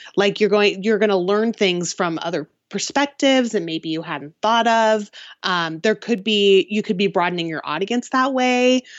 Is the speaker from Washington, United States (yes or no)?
yes; Seattle, Washington, United States; I am from the Seattle area